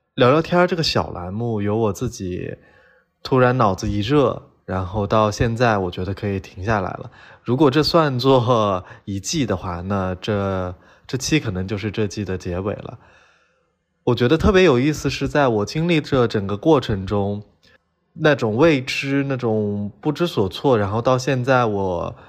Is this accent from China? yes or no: yes; Lanzhou, Gansu, China; moved away; 家籍贯是南方人，但嗯是实际上我是在兰州出生长大的嘛哦是在兰州对出生的